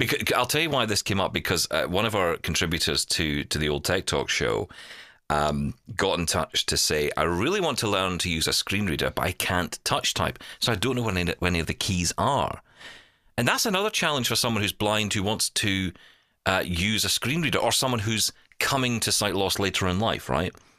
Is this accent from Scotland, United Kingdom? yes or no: yes; Glasgow, Scotland, United Kingdom; I grew up in East End of Glasgow